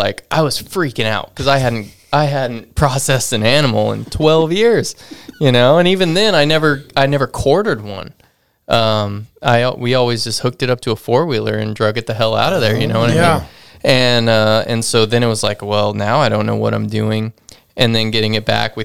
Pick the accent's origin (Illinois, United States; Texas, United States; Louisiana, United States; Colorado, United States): Colorado, United States; now in Alaska, United States; I grew up hunting in Colorado